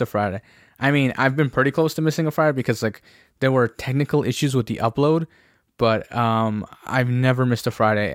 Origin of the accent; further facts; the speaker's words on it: Ontario, Canada; we're from Ontario